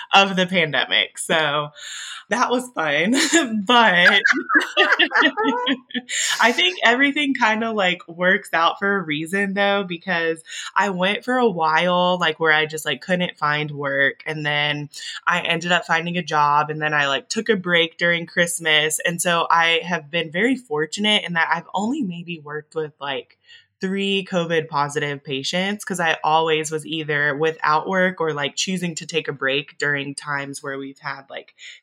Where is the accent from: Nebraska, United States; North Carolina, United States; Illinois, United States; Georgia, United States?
Georgia, United States; Augusta; first language English; I'm originally from Augusta, Georgia.